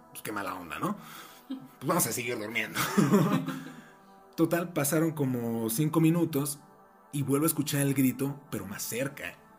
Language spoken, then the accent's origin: Spanish; Mexico City, Mexico; moved away; yo soy de la Ciudad de México, toda mi familia vive allá